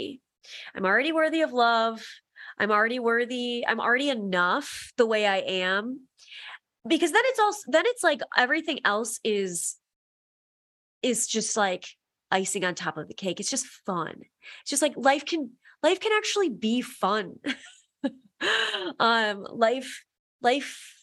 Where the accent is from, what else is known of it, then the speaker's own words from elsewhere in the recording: Midwest, United States; growing up in the Midwest